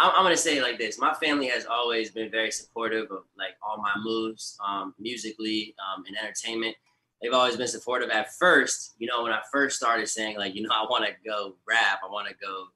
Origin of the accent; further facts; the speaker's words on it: Siesta Key, Florida, United States; I grew up in Siesta Key with them.